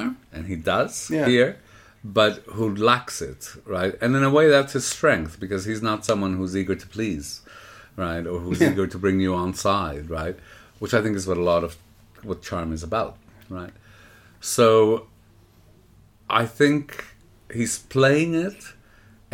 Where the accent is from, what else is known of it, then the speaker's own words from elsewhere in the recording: Montreal, Quebec, Canada; You know, I grew up in Montreal.